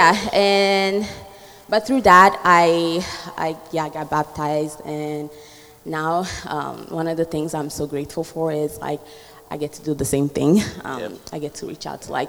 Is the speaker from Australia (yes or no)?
no; Italy; moved away; I grew up in Italy